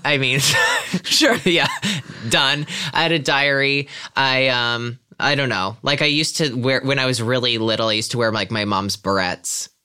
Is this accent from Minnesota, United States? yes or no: no; Pennsylvania, United States; moved away; I'm from Pennsylvania originally